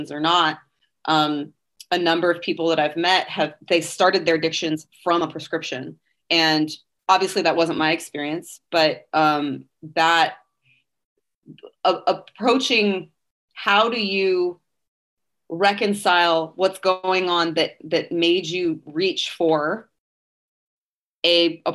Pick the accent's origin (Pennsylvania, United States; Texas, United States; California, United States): California, United States; moved away as an adult; now in Nashville, United States; I'm also a Californian.